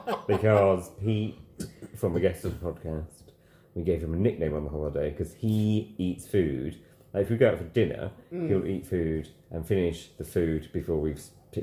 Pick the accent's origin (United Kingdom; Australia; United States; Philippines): United Kingdom; Sheffield, Yorkshire and the Humber; I'm from Sheffield